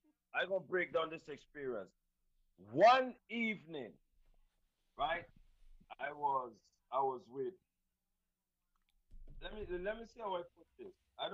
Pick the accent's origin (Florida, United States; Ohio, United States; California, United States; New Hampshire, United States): Florida, United States; Little Haiti; also born or lived in Virgin Islands / Texas; I was born in the Virgin Islands, raised in Little Haiti and Texas. So I don't know about the customs and the stuff that they got going on down these parts.